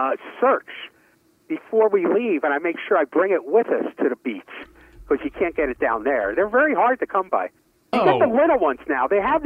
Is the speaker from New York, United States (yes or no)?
yes; New York City, New York, United States; growing up in Brooklyn, there was a bakery called Ebinger's.